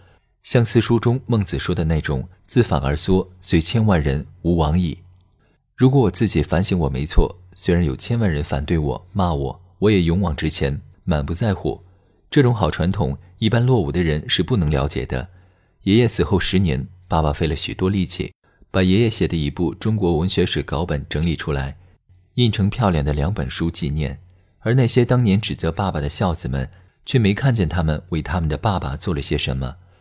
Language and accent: Chinese; Taiwan; also born or lived in United States; 比如，我出生在美国，回台湾后，由于老爸不喜欢台湾，所以坚决不给我办台湾户口